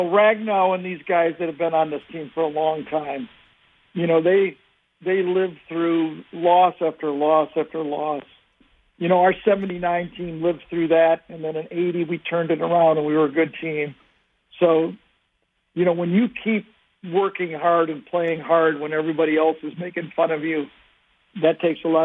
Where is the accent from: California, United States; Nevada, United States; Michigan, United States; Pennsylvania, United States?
Michigan, United States; Detroit; it's my hometown, Detroit.